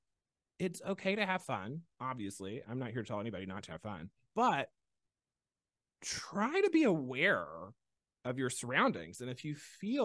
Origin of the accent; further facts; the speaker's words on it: Mobile, Alabama, United States; From Mobile